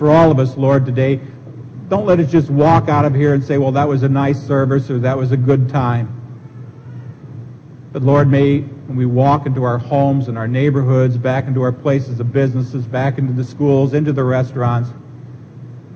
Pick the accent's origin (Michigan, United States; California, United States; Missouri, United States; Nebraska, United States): Nebraska, United States; Seward; moved away; When I was a little kid growing up in Seward, Nebraska